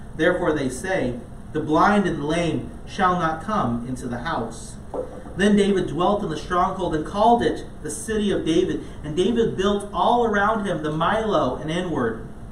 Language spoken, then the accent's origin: English; Ghana; moved away; growing up in Ghana, a lot of times um, I was part of um, different small league soccer teams